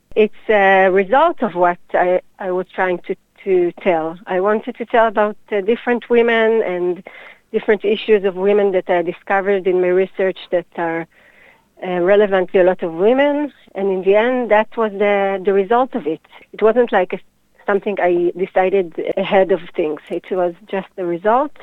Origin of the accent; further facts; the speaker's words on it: Hadera, Haifa District, Israel; also born or lived in Jerusalem; now in Tel Aviv, Israel; I was born in Hadera 38 years ago